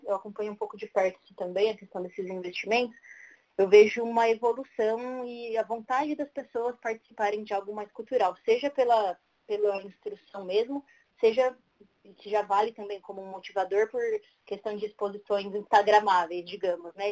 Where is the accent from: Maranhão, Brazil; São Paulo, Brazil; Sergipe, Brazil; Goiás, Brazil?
São Paulo, Brazil; also born or lived in Guarulhos; sou aqui da cidade de São Paulo. É, eu moro aqui desde sempre, exceto no meu primeiro ano de vida, que meus pais me tiveram e moraram lá em Guarulhos.